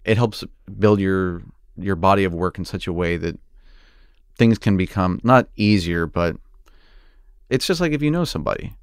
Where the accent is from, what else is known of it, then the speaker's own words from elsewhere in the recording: Oklahoma, United States; moved away; I wanted to be a tornado chaser growing up in Oklahoma